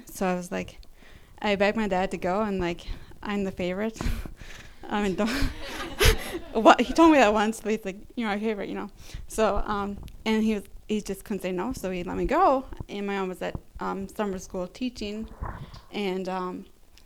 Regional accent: Rice Lake, Wisconsin, United States; Rice Lake, my hometown in Wisconsin

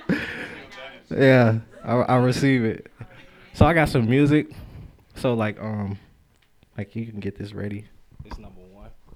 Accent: Chicago, Illinois, United States; moved away; I grew up in Chicago

